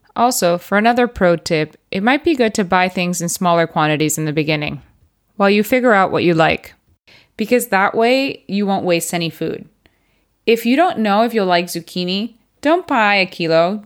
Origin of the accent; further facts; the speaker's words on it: Puerto Rico; moved away as an adult; also born or lived in United States / Barcelona, Spain / United Kingdom; now in Spain; I was born and raised in Puerto Rico